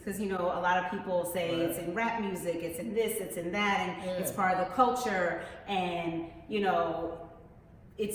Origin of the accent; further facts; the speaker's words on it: Philadelphia, Pennsylvania, United States; we're both from Philadelphia